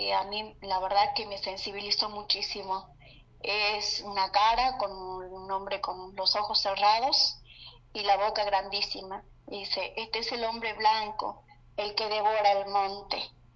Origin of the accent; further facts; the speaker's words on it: Salta, Argentina; soy de Salta, eh, una ciudad de Argentina, del norte de Argentina